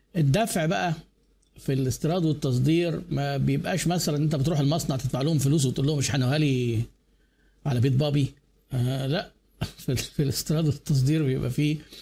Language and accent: Arabic; Egypt; عندنا في مصر